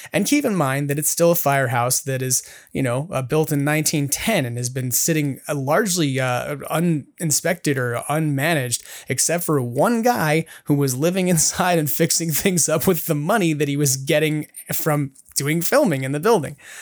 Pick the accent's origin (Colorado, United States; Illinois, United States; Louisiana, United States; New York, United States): New York, United States; now in California, United States; I grew up in New York